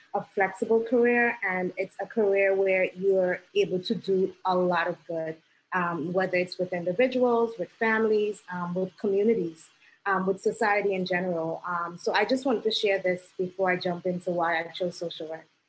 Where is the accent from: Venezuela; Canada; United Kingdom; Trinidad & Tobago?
Trinidad & Tobago; now in New York City, United States; did not um, grow up in this country, because I'm originally from Trinidad and Tobago